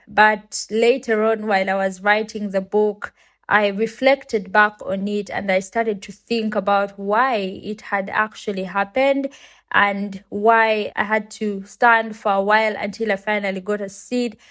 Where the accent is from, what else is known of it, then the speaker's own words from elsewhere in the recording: Uganda; I come from Uganda and it's a country in Africa